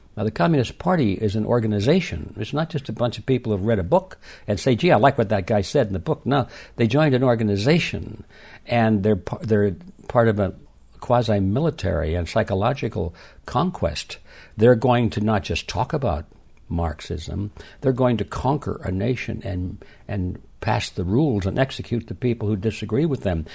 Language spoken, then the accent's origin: English; Detroit, Michigan, United States; I was born and raised in Detroit